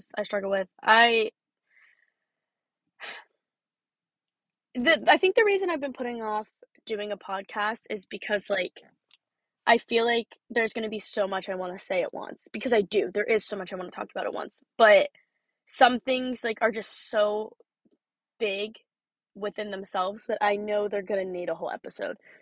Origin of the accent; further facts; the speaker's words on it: Pennsylvania, United States; I am from Pennsylvania.